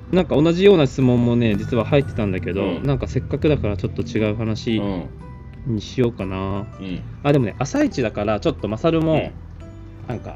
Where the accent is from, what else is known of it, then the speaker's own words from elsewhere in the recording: Nagoya, Aichi, Japan; 地元が名古屋だから